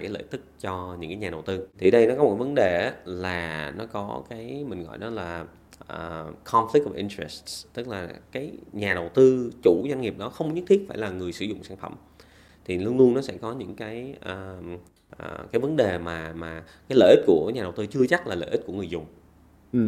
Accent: Vietnam; moved away as an adult; also born or lived in Australia; bản thân mình thì cũng sinh ra lớn lên ở Việt Nam

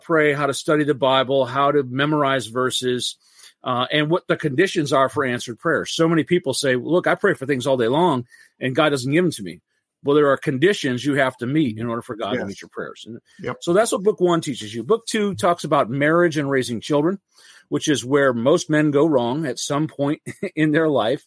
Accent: Michigan, United States; also born or lived in California / North Carolina; I am from Michigan, born and raised in Michigan, left to live in California and North Carolina for a while when I was in the Marine Corps, but come back to Michigan

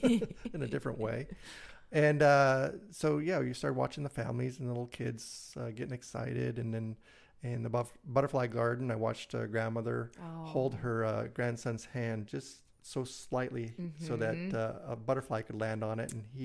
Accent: Brighton, Michigan, United States; Yeah, Brighton area.

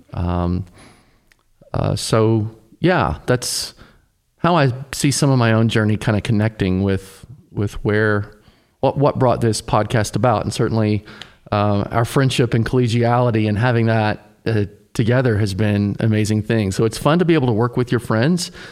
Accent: Tennessee, United States; I grew up in Tennessee, sort of, I'd say a son of the South

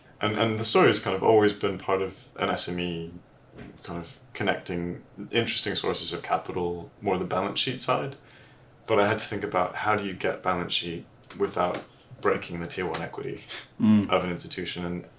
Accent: United States; accent: American; moved away; also born or lived in Switzerland; I'm originally American. I've lost the accent slightly.

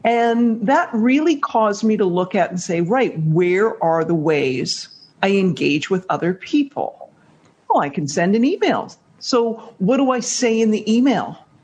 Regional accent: Canada; accent: Canadian; moved away as an adult; now in New York, United States; I'm Canadian

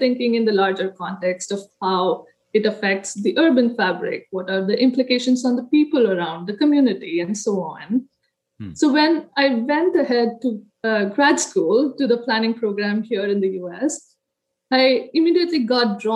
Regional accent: India; moved away as an adult; now in United States; I was born in India, grew up there, got my undergraduate degree in architecture

